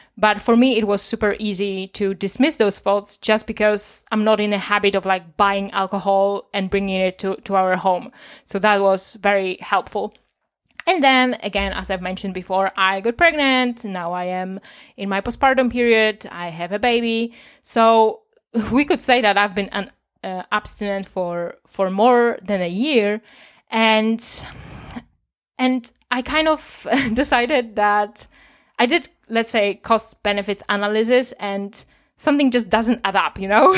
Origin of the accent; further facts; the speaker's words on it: Poland; as a child, I saw a lot of alcoholism on the street because I'm from Poland